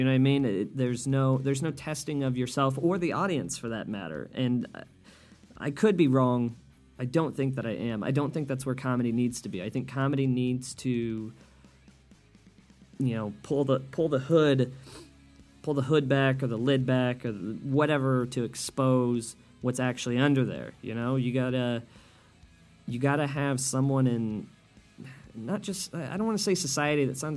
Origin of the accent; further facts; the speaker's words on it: Wichita, Kansas, United States; now in Chicago, United States; I grew up in Kansas and now live in Chicago. And Chicago, if you guys don't know, is a very liberal city, at least to my estimation. And Wichita, Kansas, where I'm from